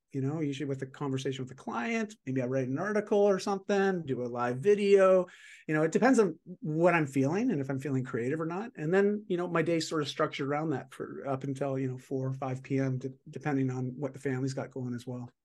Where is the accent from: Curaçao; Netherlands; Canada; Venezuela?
Canada; I'm just Canadian